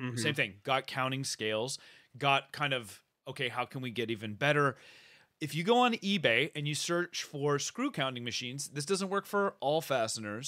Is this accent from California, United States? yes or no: yes; Bay Area, California, United States; moved away; I grew up in the Bay Area